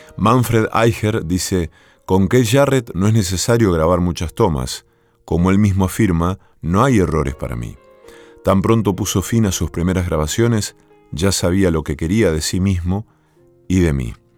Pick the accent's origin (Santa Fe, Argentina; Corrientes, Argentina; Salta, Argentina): Santa Fe, Argentina; Villa Cañas; mi pueblo natal, en Villa Cañas